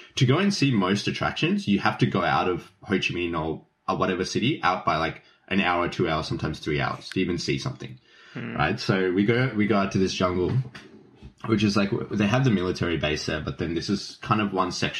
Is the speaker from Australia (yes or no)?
yes; Keysborough, Victoria, Australia; Keysborough. Yeah, Vietnam.